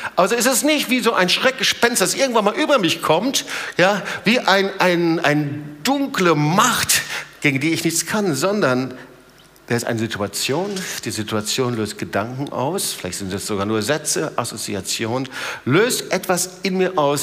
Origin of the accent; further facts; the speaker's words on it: Germany; bei uns in Deutschland